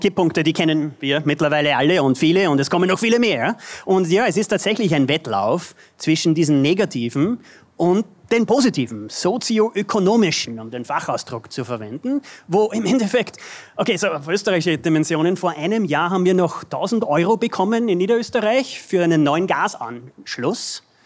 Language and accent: German; United States; wir als Amerikaner